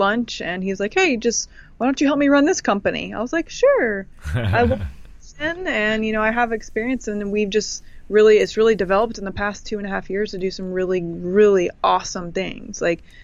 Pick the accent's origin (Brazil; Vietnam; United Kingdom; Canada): Canada; I'm technically from Canada.